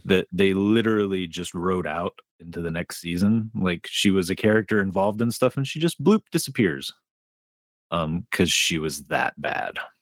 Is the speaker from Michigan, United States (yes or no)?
yes; Dearborn, Michigan, United States; we moved from Dearborn out into rural Michigan